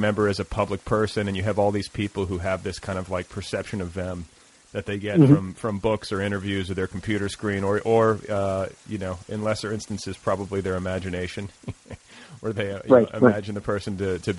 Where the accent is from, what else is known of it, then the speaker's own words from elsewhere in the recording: Indiana, United States; I'm from Indiana